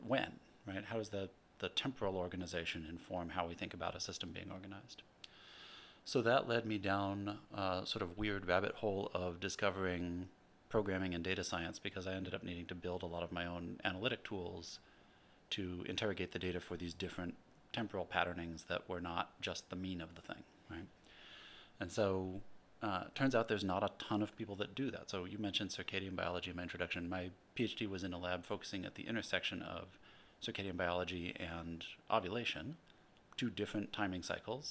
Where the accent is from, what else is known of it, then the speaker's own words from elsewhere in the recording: Urbana, Illinois, United States; also born or lived in Seattle, Washington / Berkeley, California; now in San Diego, United States; I grew up in the Midwest in Urbana-Champaign in central Illinois